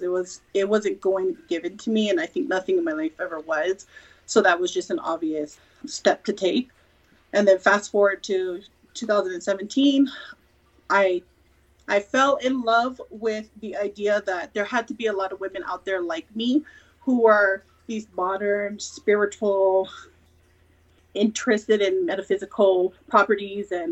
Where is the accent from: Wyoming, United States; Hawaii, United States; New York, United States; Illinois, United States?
Hawaii, United States; also born or lived in California / Georgia; now in Colorado Springs, United States; So I'm in Colorado Springs, Colorado, by way of California, by way of Georgia, and I'm originally from Hawaii